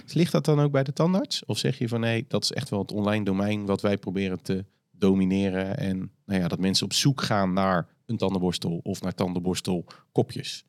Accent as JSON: {"language": "Dutch", "country": "Netherlands", "said": "wij als Nederlanders"}